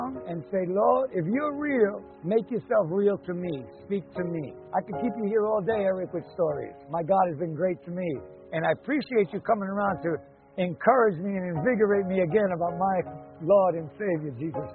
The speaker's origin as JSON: {"language": "English", "town": "New York City", "region": "New York", "country": "United States", "tie": "born or raised there", "said": "I grew up in New York, grew up in Queens"}